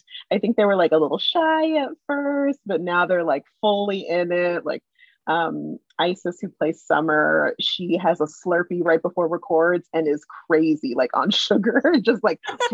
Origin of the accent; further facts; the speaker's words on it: San Diego, California, United States; also born or lived in Santa Ynez Reservation; I'm originally from Southern California. I grew up between San Diego and the San Ynez reservation